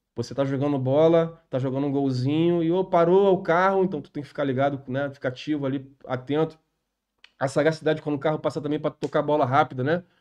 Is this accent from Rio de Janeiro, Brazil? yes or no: yes; Rio de Janeiro, Brazil; also born or lived in Vista Alegre; eu sou nascido é e criado no, no, no Irajá